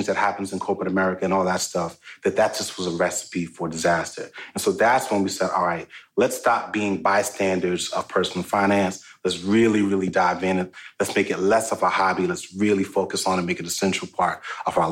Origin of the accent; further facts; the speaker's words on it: New York City, New York, United States; now in Atlanta, United States; Born and raised in Brooklyn, New York, but I've been in Atlanta for over 20 years.